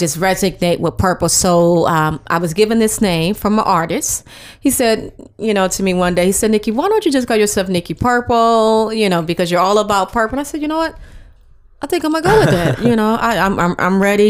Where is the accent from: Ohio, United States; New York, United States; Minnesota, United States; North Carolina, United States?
Ohio, United States; Cleveland; moved away as an adult; now in Atlanta, United States; I'm born and raised from Cleveland, Ohio